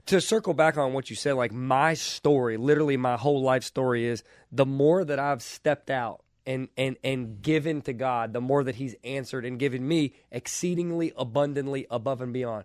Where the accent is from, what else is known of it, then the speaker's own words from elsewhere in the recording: Kentucky, United States; I was from Kentucky